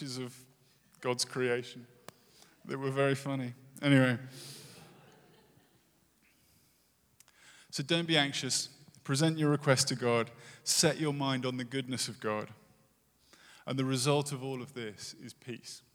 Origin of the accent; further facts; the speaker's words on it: United Kingdom; moved away; as a Brit